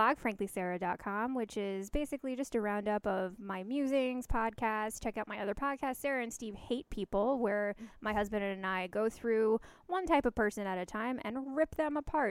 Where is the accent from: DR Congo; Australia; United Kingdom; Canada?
Canada; I hear hockey. I'm a Canadian.